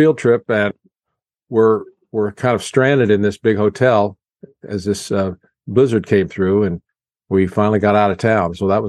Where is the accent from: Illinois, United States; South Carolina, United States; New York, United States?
Illinois, United States; Chrisman; Okay, well, until 1956, we lived in a home in town where my father had built, and that was nice.